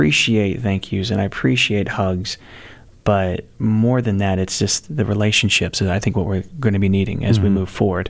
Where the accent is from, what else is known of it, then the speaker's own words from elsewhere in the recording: Texas, United States; I'm from Texas